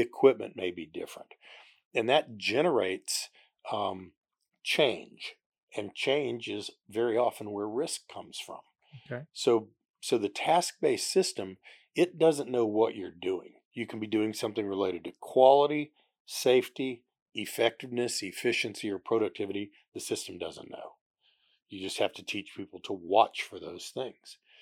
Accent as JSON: {"language": "English", "town": "Houston", "region": "Texas", "country": "United States", "tie": "born or raised there", "also_born_or_lived": "Oklahoma / Concord", "said": "When I was very young, we moved to the Houston area, and as Houston grew, we just kept expanding out"}